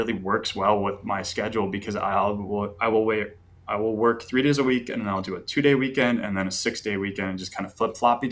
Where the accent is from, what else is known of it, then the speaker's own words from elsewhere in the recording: Chicago, Illinois, United States; moved away as an adult; now in Denver, United States; I am from Chicago originally. Born and raised there. And then I moved out to Denver, Colorado about 4 years ago.